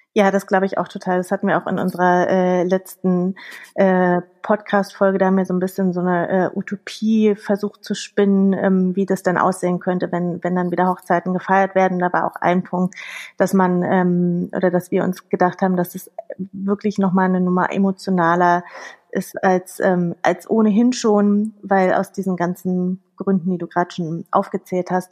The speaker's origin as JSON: {"language": "German", "region": "Berlin", "country": "Germany", "tie": "born or raised there", "said": "Ich bin gebürtige Berlinerin, das ist hier mein Hauptwirkungskreis, Berlin, Brandenburg, Mecklenburg"}